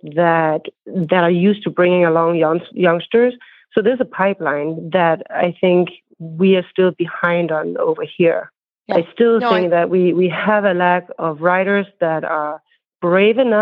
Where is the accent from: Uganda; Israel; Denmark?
Denmark; moved away as an adult; now in United States; I grew up in Denmark